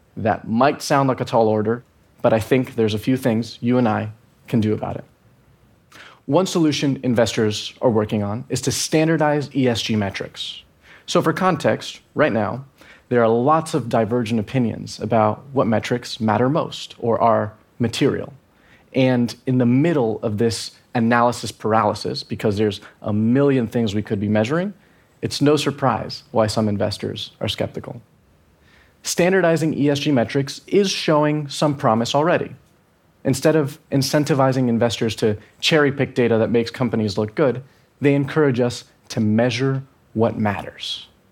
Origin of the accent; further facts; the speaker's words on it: Venezuela; I'm from Venezuela